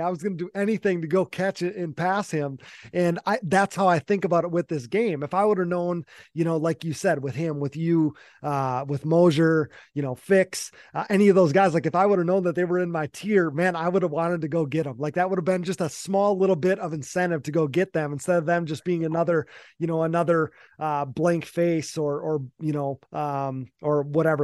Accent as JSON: {"language": "English", "region": "Wisconsin", "country": "United States", "tie": "born or raised there", "said": "I was from Wisconsin."}